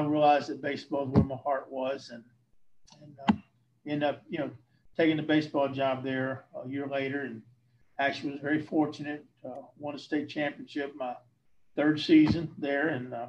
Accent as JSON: {"language": "English", "town": "Eau Gallie", "region": "Florida", "country": "United States", "tie": "born or raised there", "also_born_or_lived": "Gadsden, Alabama / Fort Walton Beach", "said": "I was born in North Alabama, up in Gadsden up there, but was 3 months old when my family moved to Florida. So I am basically Florida in nature because of that."}